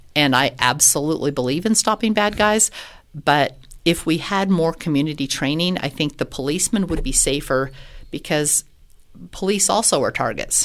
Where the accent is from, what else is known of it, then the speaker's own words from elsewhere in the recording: Loveland, Colorado, United States; now in Colorado Springs, United States; I grew up in Loveland